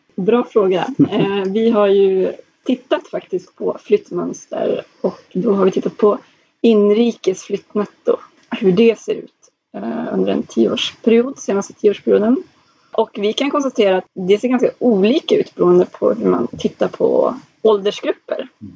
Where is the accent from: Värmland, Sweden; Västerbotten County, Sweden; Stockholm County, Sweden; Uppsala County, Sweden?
Västerbotten County, Sweden; Skellefteå; min hemkommun Skellefteå